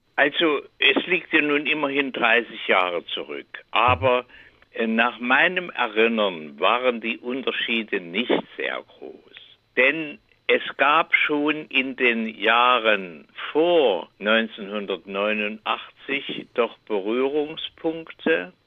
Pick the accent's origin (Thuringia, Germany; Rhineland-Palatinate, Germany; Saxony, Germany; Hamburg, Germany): Saxony, Germany; Leipzig; ich komme ja auch nicht aus Sibirien, sondern wie Sie richtig sagen, aus Leipzig